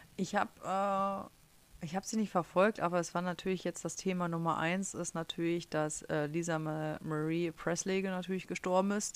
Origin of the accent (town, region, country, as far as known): Germany; first language German; moved away as an adult; also born or lived in Harz; now in United States